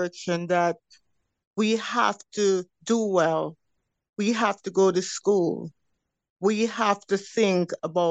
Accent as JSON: {"language": "English", "region": "London", "country": "United Kingdom", "tie": "born or raised there", "also_born_or_lived": "Jamaica", "said": "I was born in London, England, and I spent the early part of my childhood in London"}